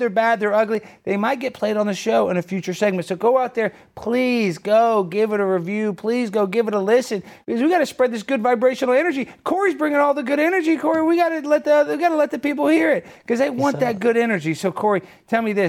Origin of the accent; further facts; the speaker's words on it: United States; I'm American.